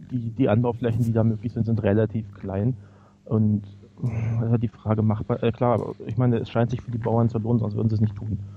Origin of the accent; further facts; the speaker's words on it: Berlin, Germany; now in Reykjavik, Iceland; ich komme aus, aus Wilmersdorf, Charlottenburg, da wohnen mehr Menschen als in ganz Island auf einem viel, viel kleineren Teil an Fläche natürlich.